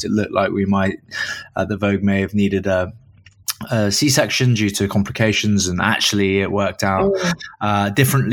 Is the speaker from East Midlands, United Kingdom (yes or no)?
yes; Caunton, East Midlands, United Kingdom; also born or lived in Grantham; My first childhood memories of home were in a very small town that no one will have heard of, called Caunton. I was born in Grantham